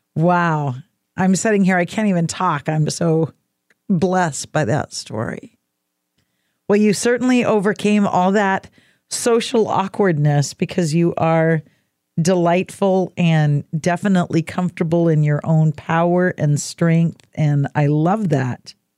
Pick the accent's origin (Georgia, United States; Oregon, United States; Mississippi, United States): Oregon, United States; Oregon coast, United States; I was raised on the Oregon coast